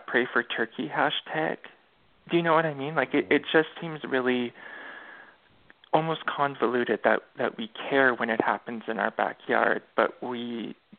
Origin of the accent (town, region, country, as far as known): Canada